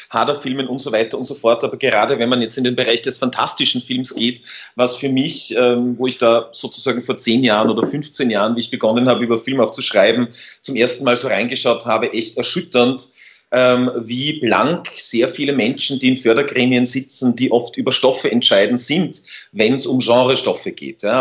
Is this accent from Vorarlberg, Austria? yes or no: no; Tyrol, Austria; ich bin selber Tiroler eigentlich